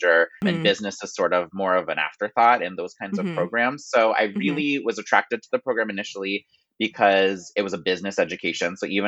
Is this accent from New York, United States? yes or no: yes; Ithaca, New York, United States; moved away as an adult; also born or lived in Baltimore, Maryland; my mother worked at Cornell University. So I sort of grew up on that school's campus.